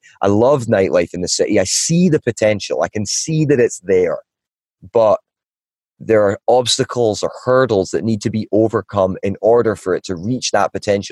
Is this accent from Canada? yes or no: no; Ballachulish, Scotland, United Kingdom; moved away as an adult; also born or lived in Asia; now in Los Angeles, United States; I'm from a small village in the mountains of Scotland called Ballyhoolish. It's got about 300 people in it. I was born and raised there.